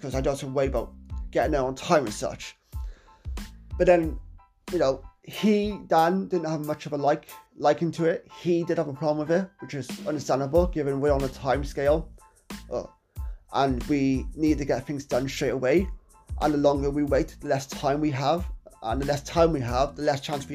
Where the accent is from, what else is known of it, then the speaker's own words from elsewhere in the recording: Wales, United Kingdom; my hometown of Wales